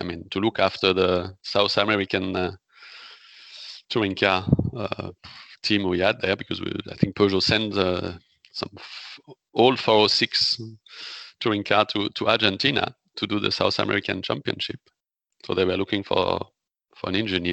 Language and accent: English; the Alps, near Grenoble, Auvergne-Rhône-Alpes, France; English is a second language; I come from Alps